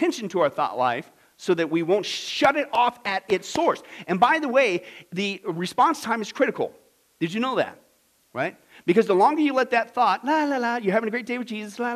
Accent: Midwest, United States; I grew up in the Midwest

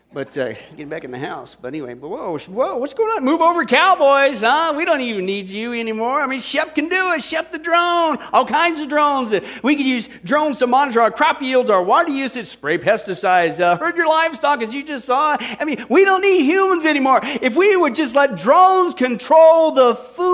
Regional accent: Kansas, United States; I grew up in Kansas

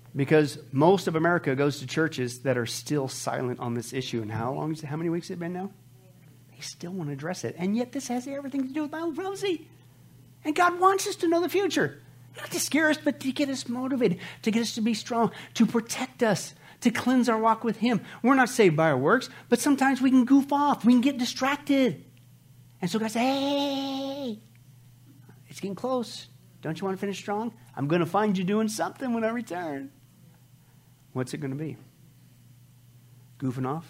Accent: Midwest, United States; I grew up in the Midwest

